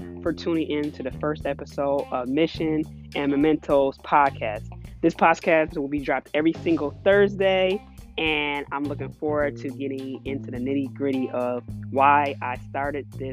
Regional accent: Buffalo, New York, United States; also born or lived in Oakland, California; I'm just a girl that was raised in Buffalo, New York, the East Side.

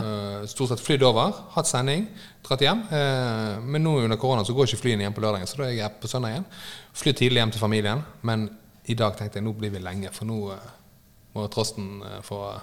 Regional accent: Bergen, Vestland, Norway; Jeg er fra Fridal-området

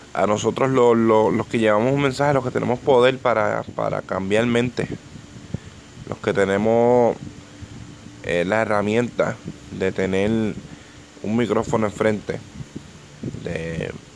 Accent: Ponce, Puerto Rico; yo soy de Ponce, yo soy del, sur de, Puerto Rico

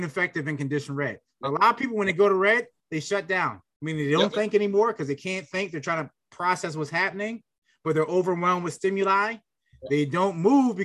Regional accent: Philadelphia, Pennsylvania, United States; I was very anti-gun growing up in Philly

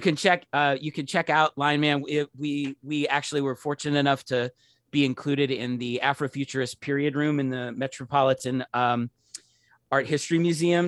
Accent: Pittsburgh, Pennsylvania, United States; I'm from Pittsburgh

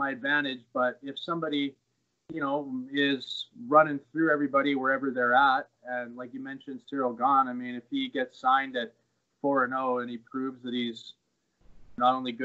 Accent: Bonnyville, Alberta, Canada; now in Edmonton, Canada; I liked growing up there

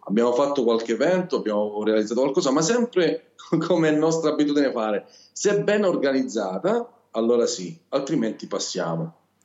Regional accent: Calabria, Italy; accent: Calabrian; Io sono calabrese, purtroppo questo mio accento non so se si sente, ma sono del sud Italia

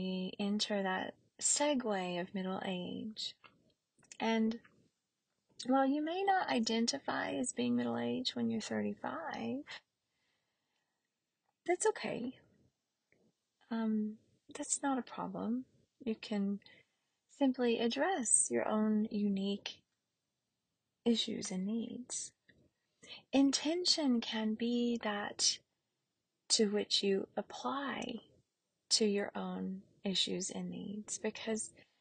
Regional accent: the South, United States; growing up in the South

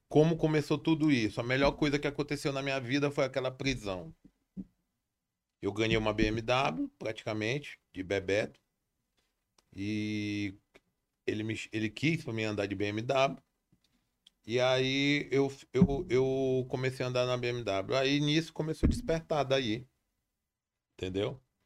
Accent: Brazil; tudo começou ali na Coab

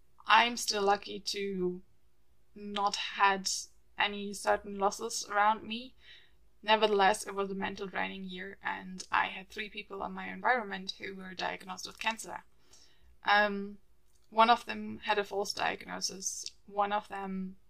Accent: Germany; moved away as an adult; now in London, United Kingdom; the way we were raised in Germany

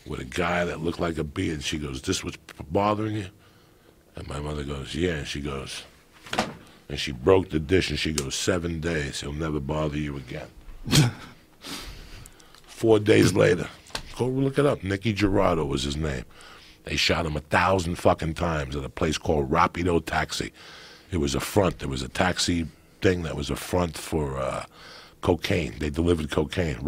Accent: North Bergen, New Jersey, United States; also born or lived in Cuba; North Bergen in my hometown

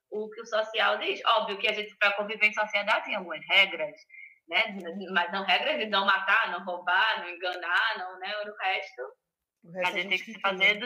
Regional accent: Recife, Pernambuco, Brazil; moved away as an adult; now in Portugal; eu sou de Recife, tá?

